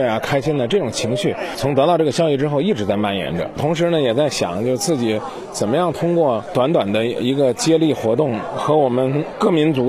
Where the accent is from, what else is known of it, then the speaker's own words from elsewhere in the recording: Zhengzhou, Henan, China; 我们中原呢、郑州人呢这种热情